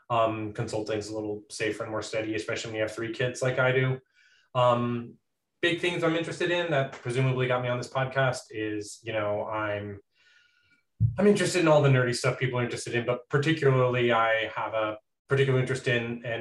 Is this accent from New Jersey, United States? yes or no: no; Texas, United States; I live in Texas. Um, not in any of the big cities, just like in just the central Texas in some medium town. Um, I am a Norwegian citizen and an American citizen. My mom's an immigrant. I was born in Texas